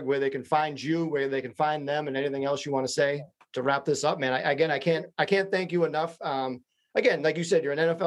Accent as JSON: {"language": "English", "region": "Massachusetts", "country": "United States", "said": "I'm from Massachusetts"}